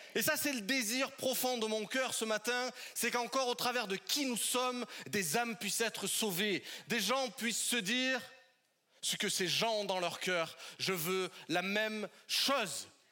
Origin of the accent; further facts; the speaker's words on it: southern French Alps, France; now in Paris, France; de là où je suis originaire, dans le sud des Alpes de la France